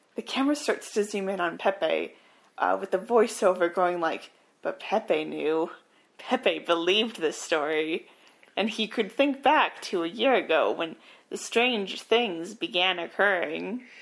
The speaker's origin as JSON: {"language": "English", "country": "Canada", "said": "we're Canadian"}